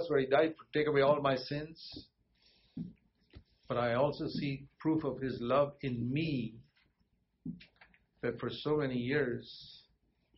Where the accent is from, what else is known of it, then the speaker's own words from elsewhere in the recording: Bangalore, Karnataka, India; my hometown, Bangalore